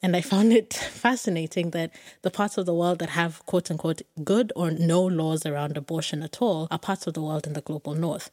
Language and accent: English; Kenya; I grew up in Kenya